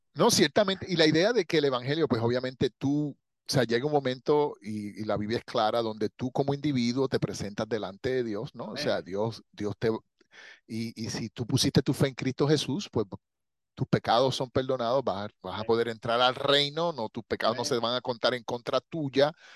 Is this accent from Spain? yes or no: no; Puerto Rico; yo soy puertorriqueño